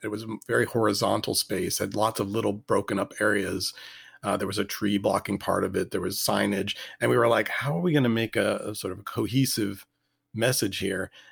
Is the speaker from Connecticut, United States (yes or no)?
no; Richmond, Virginia, United States; I grew up in Richmond